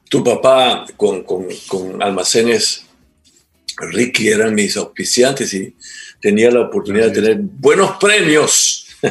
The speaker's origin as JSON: {"language": "Spanish", "country": "Venezuela", "also_born_or_lived": "Trinidad and Tobago", "moved": "as an adult", "lives_now": "Ecuador"}